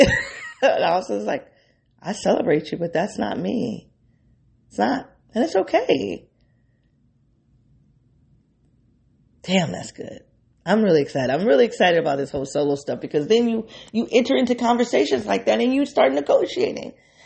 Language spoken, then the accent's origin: English; Midwest, United States; I'm a Midwesterner.